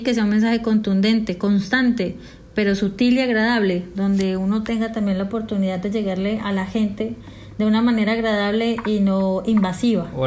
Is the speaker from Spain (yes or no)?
no; Colombia; moved away as an adult; also born or lived in Bogotá, Colombia / Medellín, Colombia; now in Peru; soy colombiana